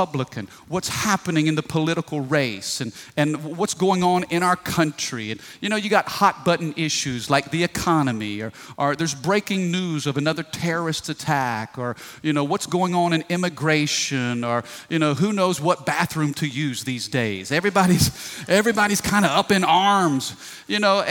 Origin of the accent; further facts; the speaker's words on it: United States; I am a Christian who happens to be born in America.